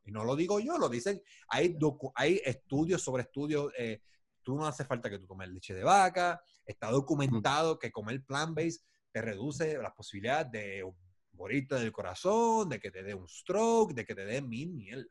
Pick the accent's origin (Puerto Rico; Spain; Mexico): Puerto Rico; yo soy puertorriqueño